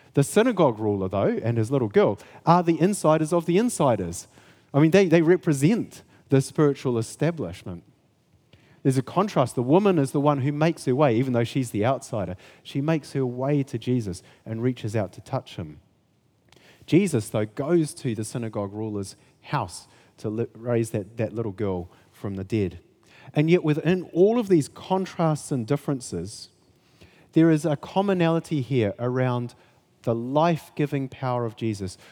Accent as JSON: {"language": "English", "town": "Kaikoura", "region": "Canterbury", "country": "New Zealand", "said": "I come from Kaikoura"}